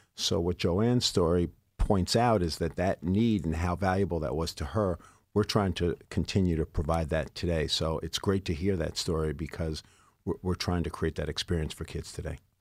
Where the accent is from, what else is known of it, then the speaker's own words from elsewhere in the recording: New York City, New York, United States; also born or lived in Mount Vernon, New York; I grew up in the Bronx and in Mount Vernon